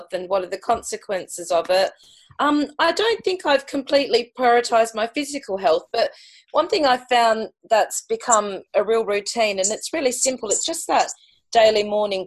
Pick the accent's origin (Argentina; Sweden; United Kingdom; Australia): Australia; moved away; for me being Australian